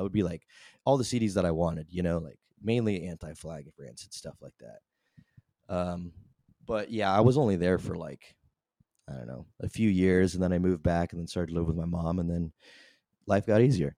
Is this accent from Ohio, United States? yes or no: no; San Antonio, Texas, United States; I'm from San Antonio